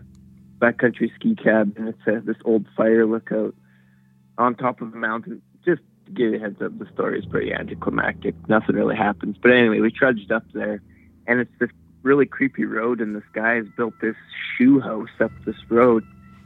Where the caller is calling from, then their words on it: Smithers, British Columbia, Canada; I'm calling from Smithers, D.C.